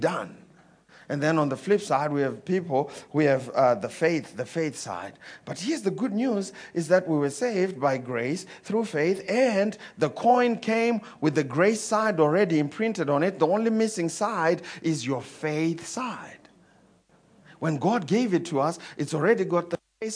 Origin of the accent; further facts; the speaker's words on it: Zimbabwe; I come from Zimbabwe